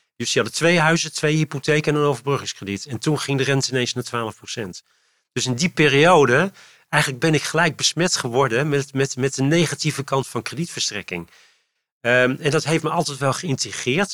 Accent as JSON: {"language": "Dutch", "region": "Utrecht", "country": "Netherlands", "tie": "born or raised there", "lives_now": "Leusden, Netherlands", "said": "in Utrecht ben ik geboren getogen op het Luie End."}